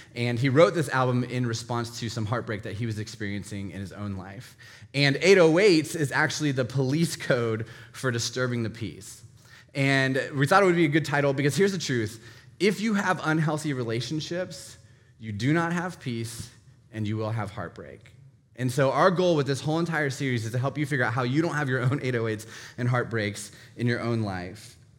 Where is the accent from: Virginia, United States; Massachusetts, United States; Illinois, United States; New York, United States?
Virginia, United States; Northern; I grew up in Northern Virginia